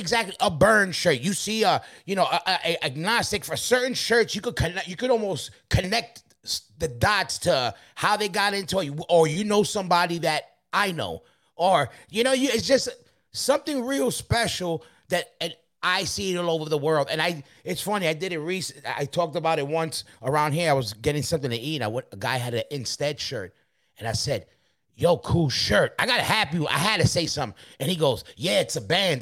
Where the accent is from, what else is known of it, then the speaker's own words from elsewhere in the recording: New York City, New York, United States; we're from Queens